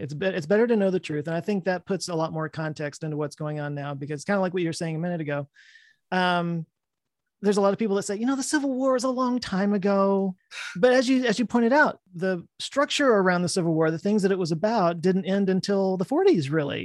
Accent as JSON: {"language": "English", "region": "Texas", "country": "United States", "tie": "born or raised there", "said": "I live in Texas. I've lived here my whole life."}